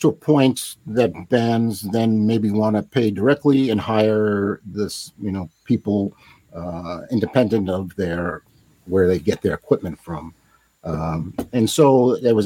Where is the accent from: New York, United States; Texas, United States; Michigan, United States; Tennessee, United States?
New York, United States; Long Island; moved away; I grew up in Long Island.